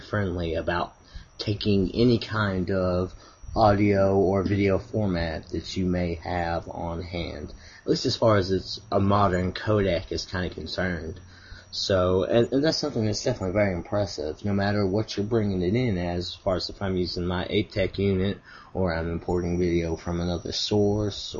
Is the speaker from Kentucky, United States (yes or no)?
yes; Kentucky, United States; accent: Kentucky; my fine Kentucky accent